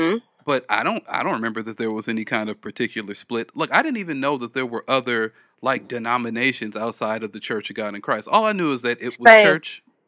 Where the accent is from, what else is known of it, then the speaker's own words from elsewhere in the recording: Los Angeles, California, United States; Yeah, I grew up right in 79th and Hoover is where I grew up. It's like right in the heart of South Central, at least according to me.